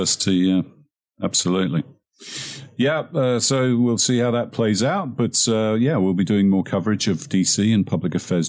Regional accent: England, United Kingdom; now in United States; I'm the Englishman who's not got up to speed with American sports

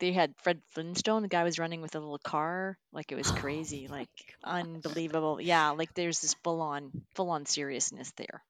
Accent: Canada; I'm from Canada.

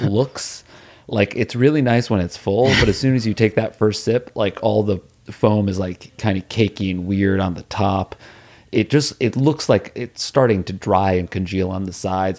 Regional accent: New Haven, Connecticut, United States; moved away; also born or lived in New York City; where we grew up in New Haven

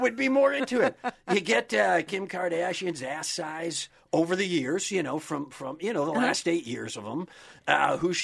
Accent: Cedar Falls, Wisconsin, United States; Being from the Midwest, I'm from Cheddar Falls, Wisconsin

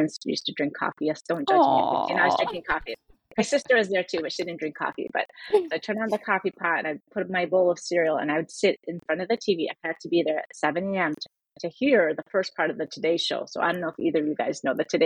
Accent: Chicago, Illinois, United States; also born or lived in Syria / Michigan; my family moved here when I was 4

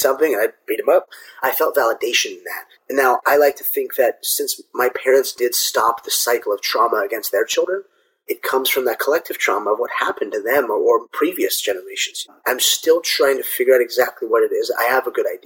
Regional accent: Orange County, California, United States; I was born and raised here in Orange County

